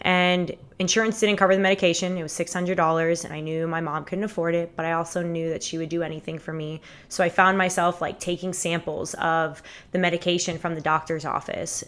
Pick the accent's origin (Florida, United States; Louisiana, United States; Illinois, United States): Florida, United States; Fort Lauderdale; born and raised in Fort Lauderdale, Florida.